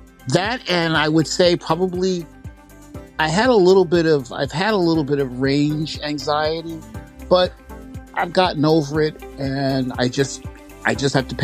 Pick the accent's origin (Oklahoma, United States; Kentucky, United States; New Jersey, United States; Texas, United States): New Jersey, United States; Edison; I am from Edison, New Jersey